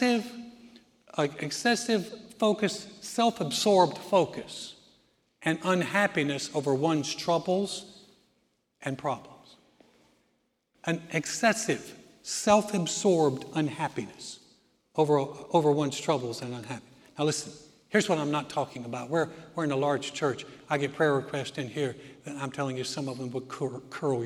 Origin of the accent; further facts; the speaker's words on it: the South, United States; When I grew up in the South, my parents were very Southern, very polite